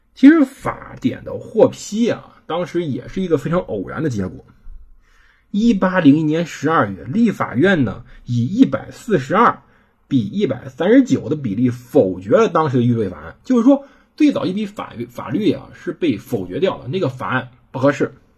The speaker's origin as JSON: {"language": "Chinese", "country": "China", "said": "我们中国人没契约精神"}